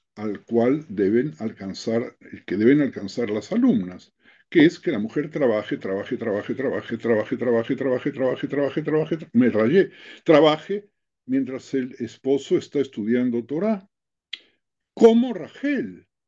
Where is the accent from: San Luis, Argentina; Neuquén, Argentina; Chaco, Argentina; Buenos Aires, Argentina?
Buenos Aires, Argentina; moved away as an adult; also born or lived in Mexico / Madrid; now in Israel; nací en Buenos Aires hace 80 años atrás, residí 17 años en México, residí 4 años en Madrid y hace 30 años que estoy en Israel